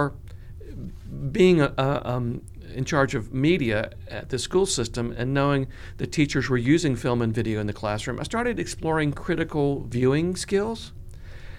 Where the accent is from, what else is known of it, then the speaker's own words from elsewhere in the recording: Columbia, South Carolina, United States; also born or lived in Georgia / Florida / Baltimore, Maryland / Orlando, Florida; I grew up in Columbia, went to elementary, middle, and high school here